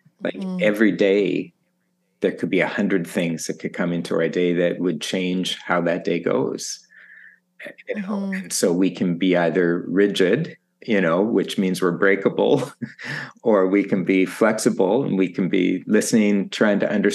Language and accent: English; Saskatchewan, Canada; moved away as an adult; also born or lived in Manila, Philippines; now in Toronto, Canada; So I grew up in Saskatchewan on a farm.